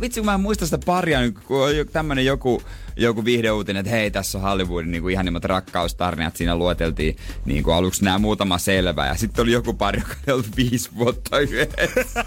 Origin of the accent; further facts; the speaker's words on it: Seinäjoki, South Ostrobothnia, Finland; now in Helsinki, Finland; ymmärsin sitten, että se oli vaan niinku meillä päin